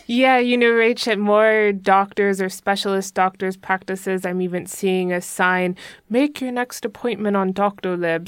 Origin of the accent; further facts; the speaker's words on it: United States; now in Germany; as American